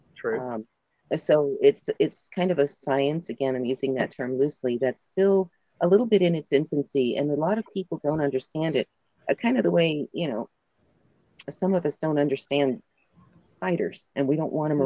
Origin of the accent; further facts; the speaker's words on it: California, United States; my home state mm-hmm. in California